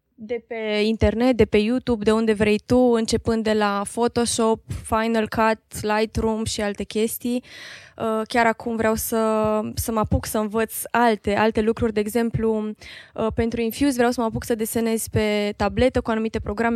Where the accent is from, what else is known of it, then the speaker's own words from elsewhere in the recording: Târgu Mureș, Mureș County, Romania; moved away as an adult; now in Cluj-Napoca, Romania; eu sunt din Târgu Mureș